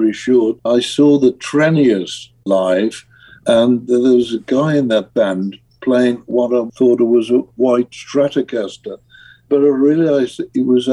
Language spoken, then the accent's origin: English; Birmingham, West Midlands, United Kingdom; I'm a kid from Birmingham, England, working class, council house, no money, self-taught musician